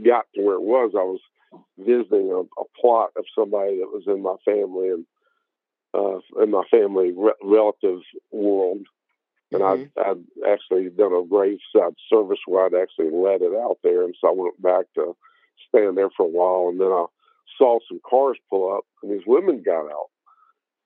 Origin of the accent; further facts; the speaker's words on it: Memphis, Tennessee, United States; Memphis, where she went to high school and where I went to high school